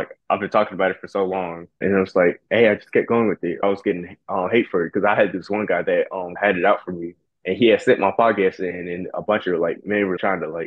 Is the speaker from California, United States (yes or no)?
no; Durham, North Carolina, United States; also born or lived in Baltimore, Maryland; I was born in Baltimore, Maryland, but I grew up in Durham, North Carolina